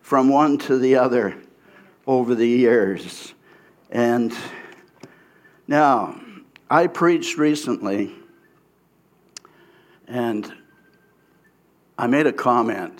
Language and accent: English; Abbotsford, British Columbia, Canada; I was from the Abbotsford area